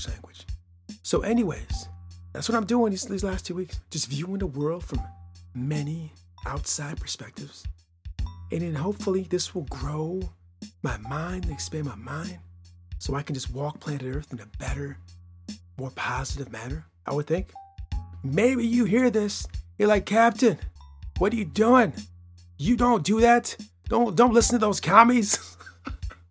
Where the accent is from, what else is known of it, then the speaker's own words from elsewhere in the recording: Midwest of the United States, United States; I'm from the Midwest of the United States of America